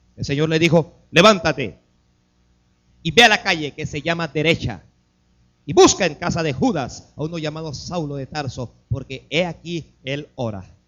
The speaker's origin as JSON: {"language": "Spanish", "country": "Panama", "tie": "born or raised there", "said": "Nacimos en Panamá"}